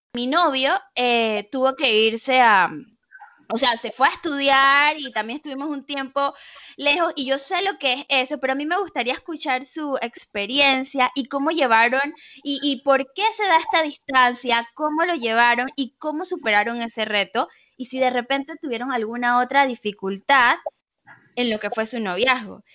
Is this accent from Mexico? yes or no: no; Panama; los que somos panameños